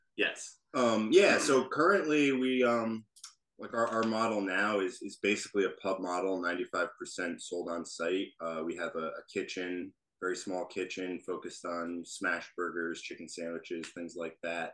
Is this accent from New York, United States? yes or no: yes; Columbia County, New York, United States; we're both from Columbia County